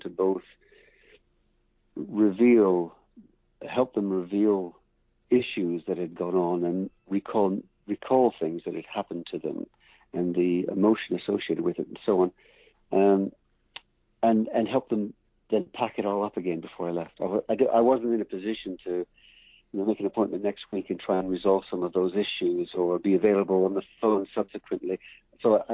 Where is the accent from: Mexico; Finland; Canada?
Canada; as an English Canadian